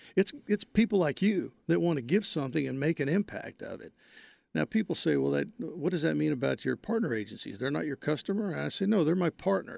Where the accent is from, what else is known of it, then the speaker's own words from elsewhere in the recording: Wise County, North Texas, United States; moved away as an adult; I'm from North Texas. I grew up in Wise County, a small town in Wise County